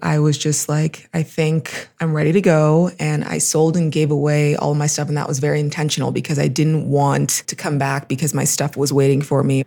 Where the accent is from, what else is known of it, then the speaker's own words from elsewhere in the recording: Los Angeles, California, United States; moved away as an adult; also born or lived in Pittsburgh, Pennsylvania; now in Mexico City, Mexico; I'm from Los Angeles